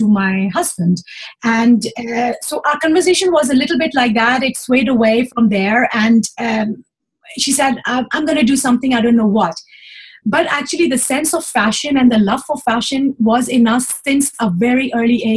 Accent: Pakistan; moved away as an adult; now in Switzerland; I came from Pakistan

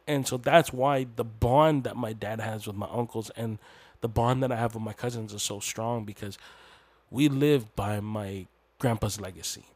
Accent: Canada; I'm Hmong Canadian, but my people are from the mountainous regions of Laos and Thailand

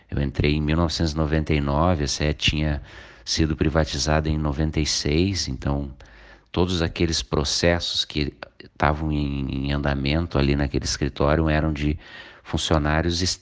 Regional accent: Canoas, Rio Grande do Sul, Brazil; É, eu sou nascido em Canoas, nasci e me criei em Canoas. É, me mudei para Eldorado do Sul em 2009

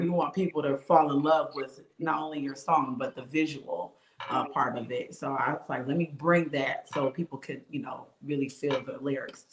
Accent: Bridgeport, Connecticut, United States; moved away as an adult; now in Charlotte, United States; I'm actually from Bridgeport, Connecticut, born and raised, and I'm now here in Charlotte

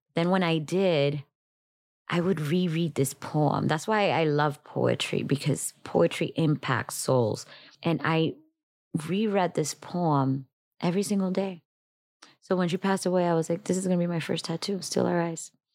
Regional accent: Miami, Florida, United States; also born or lived in Dominican Republic; I was born in Dominican Republic, raised in Miami

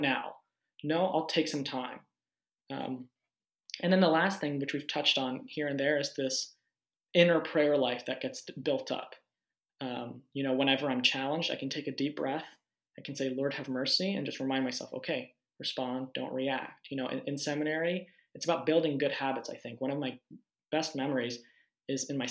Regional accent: Pittsburgh, Pennsylvania, United States; I'm from Pittsburgh.

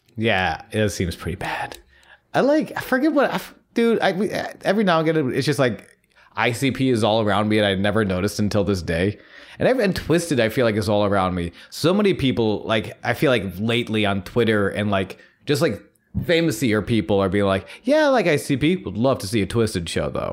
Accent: United States; being surrounded by Christianity as we, you know, we have growing up in America

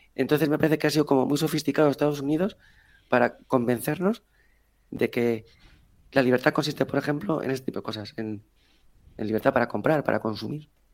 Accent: Spain; los malos somos los españoles

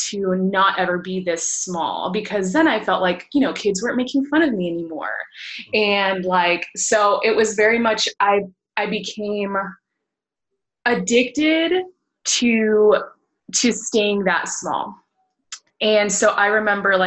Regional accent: Washington, District of Columbia, United States; moved away as an adult; now in Houston, United States; I actually have been in the Houston area for about 8 or 9 years now. I'm originally from Washington, D.C.

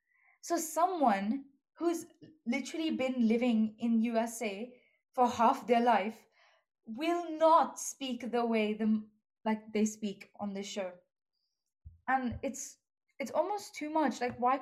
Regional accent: India; moved away; growing up in India

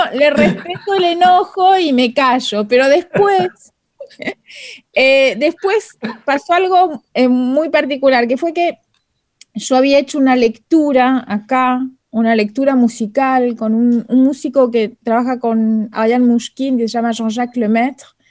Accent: Argentina; first language Spanish; now in Paris, France; hace mucho que me fui de Argentina, pero es verdad que es mi lengua materna

